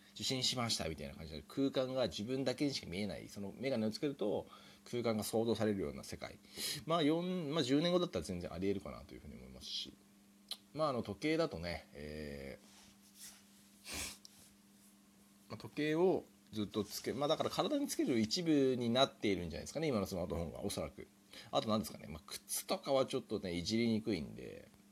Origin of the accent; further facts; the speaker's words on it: Japan; 日本で生まれ育ちました